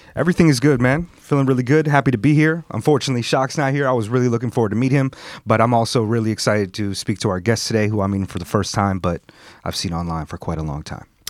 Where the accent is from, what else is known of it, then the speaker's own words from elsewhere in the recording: California, United States; also born or lived in New York; now in Japan; I grew up in Cali